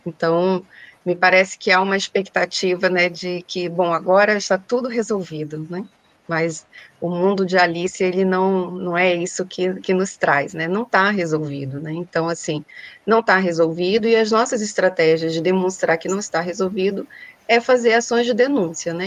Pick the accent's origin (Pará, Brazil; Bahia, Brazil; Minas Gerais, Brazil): Pará, Brazil; now in Rio de Janeiro, Brazil; eu sou do estado do Pará, hoje moro no Rio de Janeiro